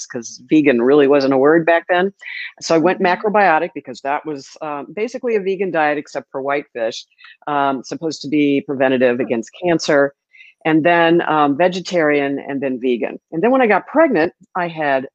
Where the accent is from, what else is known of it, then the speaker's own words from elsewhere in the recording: St. Louis, Missouri, United States; moved away as an adult; also born or lived in Miami; now in Sarasota, United States; St. Louis, my hometown.